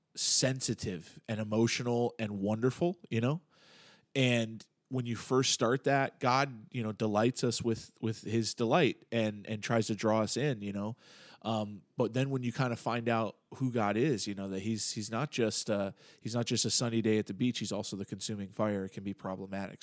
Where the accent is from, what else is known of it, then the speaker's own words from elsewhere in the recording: United States; I'm thoroughly American, you know, and have been, you know, raised in this way